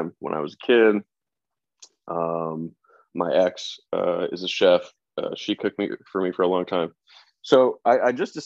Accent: St. Louis, Missouri, United States; moved away as an adult; also born or lived in New York / Brooklyn, New York; now in New Orleans, United States; I grew up between like New York and St. Louis, and then New York first, and then St. Louis I lived in for 12 years

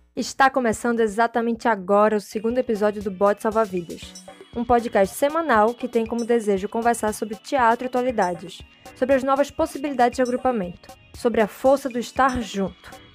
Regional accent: Recife, Pernambuco, Brazil; also born or lived in Garanhuns; Eu sou de lá, sou natural de Garanhuns, apesar de ter morado mais em Recife do que lá

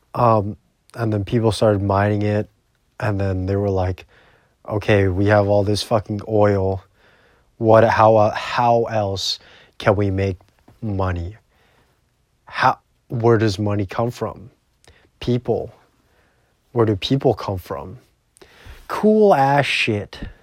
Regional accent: Canada; I'm Canadian.

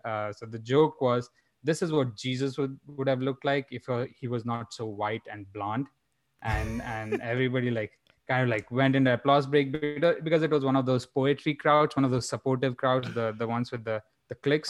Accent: India; now in Phoenix, United States; growing up in India

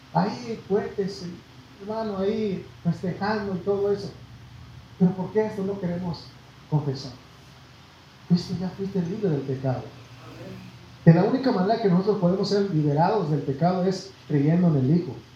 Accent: Mexico; nosotros, hermano, nacimos en México y nos llenamos de orgullo y decimos yo soy mexicano

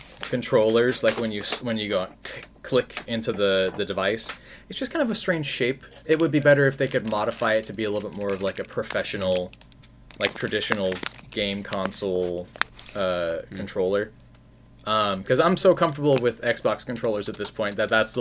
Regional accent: Spokane, Washington, United States; moved away; I'm from Spokane originally

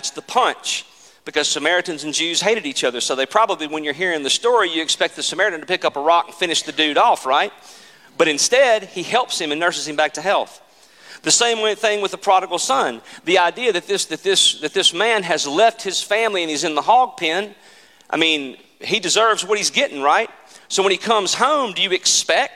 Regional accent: Mississippi Delta, United States; I grew up in the Mississippi Delta, and our house literally was on the edge of a cotton field.

